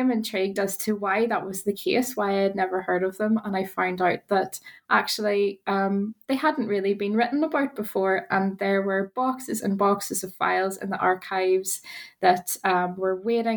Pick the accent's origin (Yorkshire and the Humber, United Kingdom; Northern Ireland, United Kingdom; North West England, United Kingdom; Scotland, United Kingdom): Northern Ireland, United Kingdom; moved away as an adult; now in Wales, United Kingdom; as you might hear from my accent, I'm from Northern Ireland